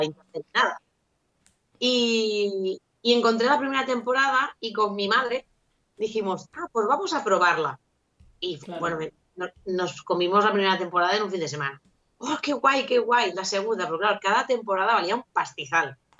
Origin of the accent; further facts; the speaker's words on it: Andorra; now in Catalonia, Spain; yo soy de Andorra y ahora vivo en, Cataluña